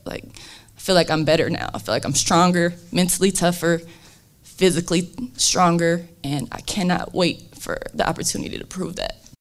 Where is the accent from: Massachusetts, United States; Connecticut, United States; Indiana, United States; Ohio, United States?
Indiana, United States; South Bend; I'm from South Bend.